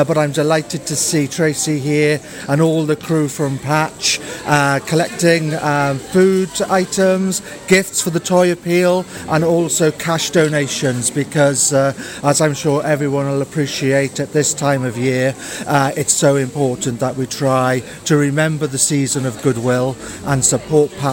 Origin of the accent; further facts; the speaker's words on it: Milford Haven, Wales, United Kingdom; I'm originally from Milford, but I moved away and worked away. And then I came back.